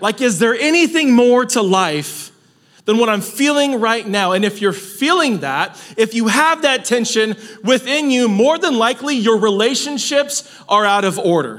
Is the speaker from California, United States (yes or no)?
yes; Salinas, California, United States; I'm from Salinas